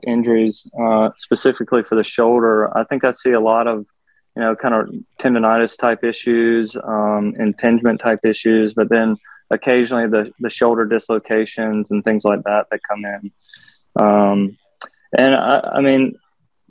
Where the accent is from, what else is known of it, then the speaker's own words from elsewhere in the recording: Rocky Mount, North Carolina, United States; also born or lived in Norfolk, Virginia / Memphis, Tennessee / Jackson, Mississippi; I grew up in North Carolina